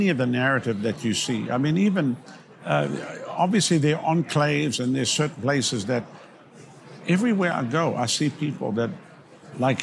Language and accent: English; South Africa; now in United States; I come from South Africa